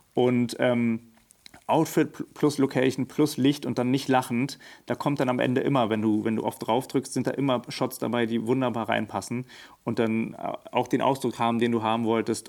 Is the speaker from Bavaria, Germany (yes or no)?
no; Berlin, Germany; ich bin Berliner, born and raised, äh, geboren in Steglitz, aber dann aufgewachsen in äh, Neukölln